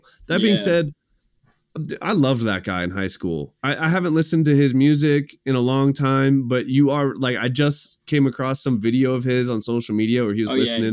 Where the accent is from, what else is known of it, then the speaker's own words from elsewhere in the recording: Seattle, Washington, United States; I grew up in Seattle